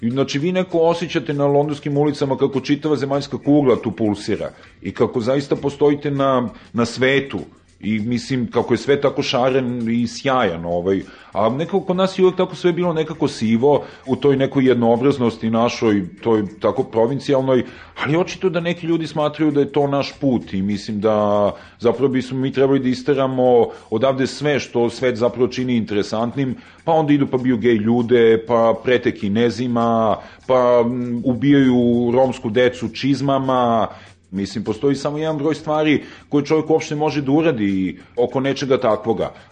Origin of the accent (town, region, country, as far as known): Serbia